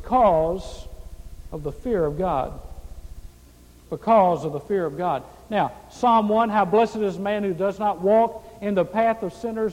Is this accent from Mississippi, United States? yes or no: yes; Mississippi, United States; I grew up in Mississippi, the poorest state in the United States